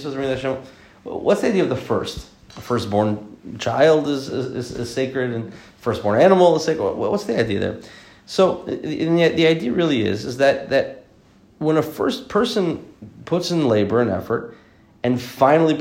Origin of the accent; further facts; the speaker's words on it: the South, United States; I'm from the South